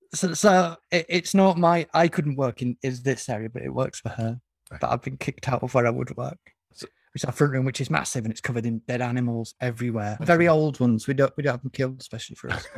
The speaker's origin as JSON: {"language": "English", "region": "the north of England", "country": "United Kingdom", "said": "I'm betraying my northern heritage"}